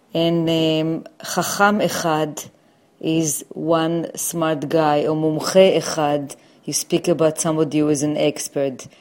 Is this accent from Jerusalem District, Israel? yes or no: yes; Jerusalem, Jerusalem District, Israel; born or raised there; now in New York, United States